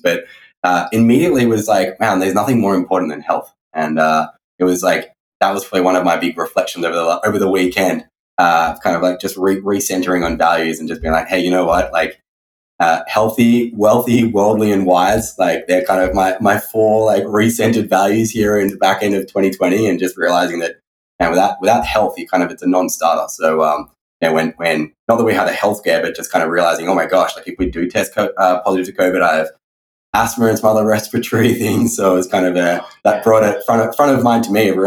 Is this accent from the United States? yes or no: no; Sydney, New South Wales, Australia; moved away; I hail from Sydney, Australia. I originally grew up in a family of entrepreneurs